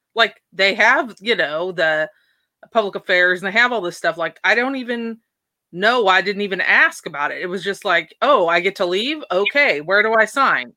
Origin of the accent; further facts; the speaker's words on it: Port Angeles, Washington, United States; I was born and raised in Port Angeles, Washington, Washington State on the West Coast